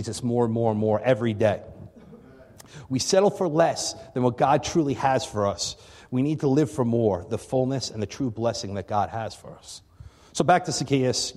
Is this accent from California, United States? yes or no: no; Long Island, New York, United States; moved away as an adult; also born or lived in Albany / Connecticut; now in Buffalo, United States; I'm originally from Long Island. So, you know, I grew up on Long Island